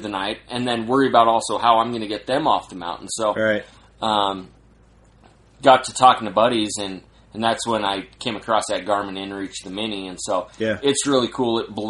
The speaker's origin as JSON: {"language": "English", "town": "Salt Lake City", "region": "Utah", "country": "United States", "said": "I'm from Salt Lake, so I'm from the mountains"}